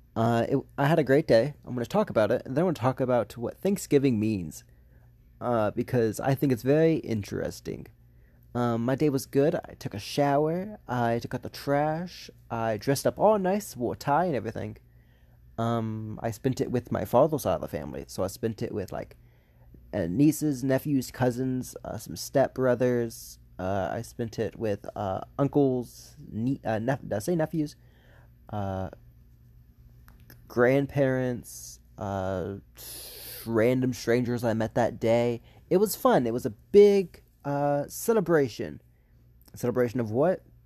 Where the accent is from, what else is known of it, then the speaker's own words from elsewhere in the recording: the South, United States; I was raised in the South